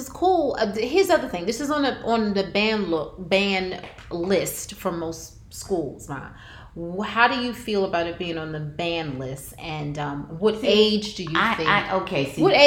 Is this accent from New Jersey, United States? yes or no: yes; New Jersey, United States; we're from Jersey